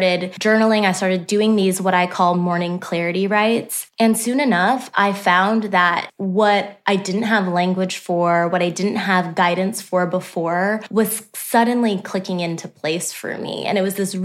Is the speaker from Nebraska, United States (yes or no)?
yes; Omaha, Nebraska, United States; moved away as an adult; also born or lived in Texas; now in Nashville, United States; I was born and raised in Omaha, Nebraska as well. I'm a Midwest girl through and through.